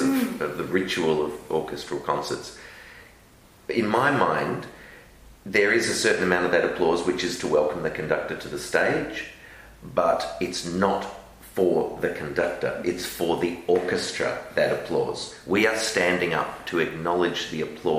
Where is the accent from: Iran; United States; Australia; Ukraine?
Australia; Melbourne, Victoria; moved away; also born or lived in London; growing up in Melbourne